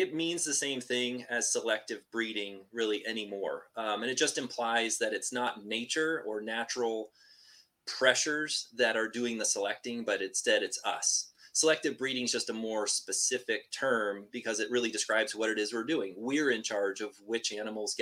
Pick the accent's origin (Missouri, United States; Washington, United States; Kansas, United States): Washington, United States; I am from Washington State and just grew up with sort of a childhood love of like nature and the outdoors